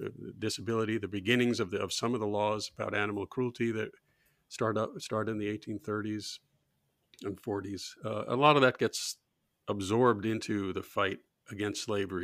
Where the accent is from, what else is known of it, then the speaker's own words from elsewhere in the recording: outside of Boston, Massachusetts, United States; When I grew up outside of Boston, we had a dump.